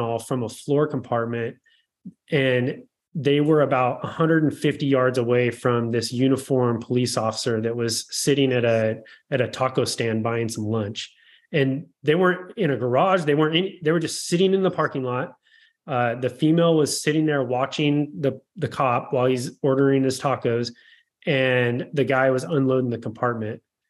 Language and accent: English; Oregon, United States; moved away as an adult; also born or lived in San Diego; I was born and raised in a small town in Oregon